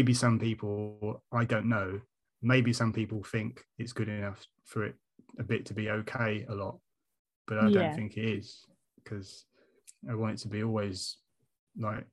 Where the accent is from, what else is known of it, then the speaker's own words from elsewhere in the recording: United Kingdom; we are British